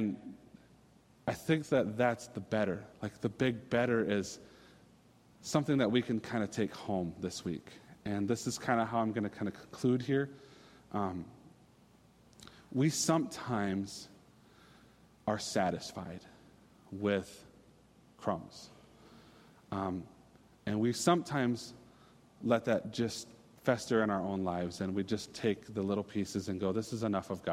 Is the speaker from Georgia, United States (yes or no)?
no; Minnesota, United States; I'm a Minnesotan